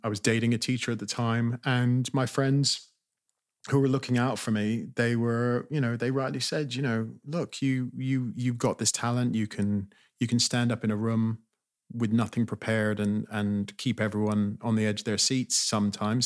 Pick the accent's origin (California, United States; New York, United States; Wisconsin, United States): California, United States; also born or lived in Britain; now in United Kingdom; I grew up in California